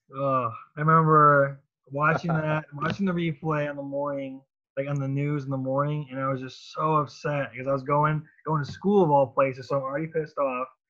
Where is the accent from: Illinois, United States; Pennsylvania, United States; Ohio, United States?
Ohio, United States; Cleveland; I'm from Cleveland